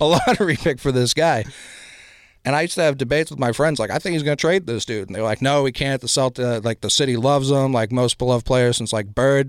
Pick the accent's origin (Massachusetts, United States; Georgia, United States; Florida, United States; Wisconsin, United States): Massachusetts, United States; Boston; growing up in the city